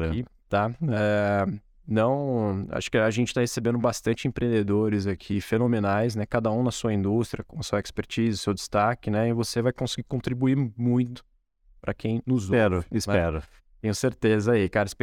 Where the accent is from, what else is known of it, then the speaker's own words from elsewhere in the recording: Espírito Santo do Pinhal, São Paulo, Brazil; moved away as an adult; also born or lived in Santo André; Nasci em Pinhal. Pianense. E você nasceu aqui e cresceu aqui também. Sim, sim. Toda a minha infância e adolescência em Pinhal.